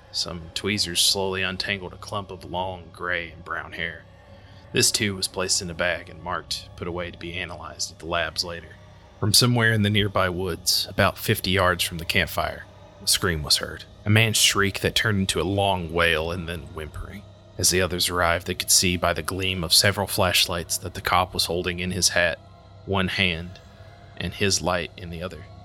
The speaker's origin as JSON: {"language": "English", "town": "Whitesburg", "region": "Kentucky", "country": "United States", "tie": "born or raised there", "said": "in my hometown of Whitesburg, Kentucky"}